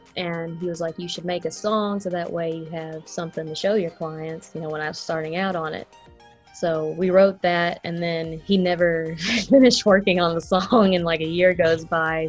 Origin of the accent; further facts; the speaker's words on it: Frankfort, Kentucky, United States; now in Lexington, United States; I'm from Frankfort, Kentucky. I just moved here about like back in March